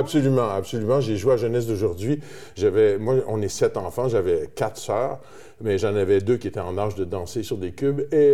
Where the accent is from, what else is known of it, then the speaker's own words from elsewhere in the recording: Terrebonne, Quebec, Canada; mon père est de, de Terrebonne, alors j'ai grandi à Terrebonne